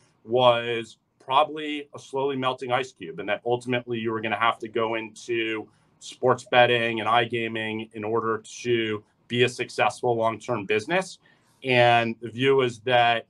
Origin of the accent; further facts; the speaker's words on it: New York City, New York, United States; also born or lived in San Francisco; I was born and raised here in New York City